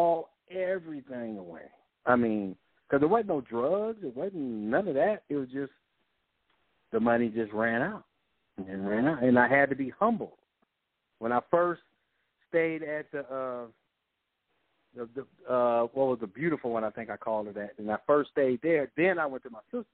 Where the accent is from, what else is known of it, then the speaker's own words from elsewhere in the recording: Compton, California, United States; even though we grew up in Compton, we had a house